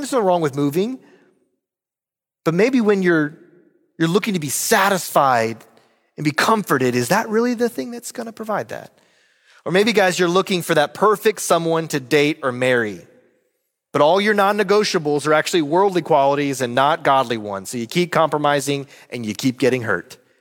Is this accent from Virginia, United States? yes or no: yes; Roanoke, Virginia, United States; moved away; my hometown of Roanoke, Virginia